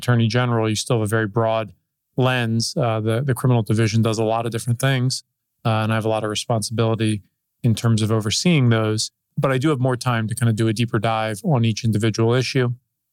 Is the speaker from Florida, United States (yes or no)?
no; Northern Virginia, United States; also born or lived in Washington, D.C. area; I grew up in Virginia, in the Northern Virginia area, and I've lived in the Washington, D.C. area most of my life.